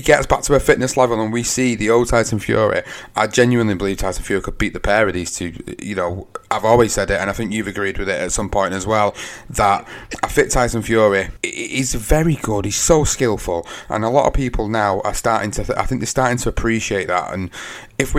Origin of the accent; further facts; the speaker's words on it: United Kingdom; as a Brit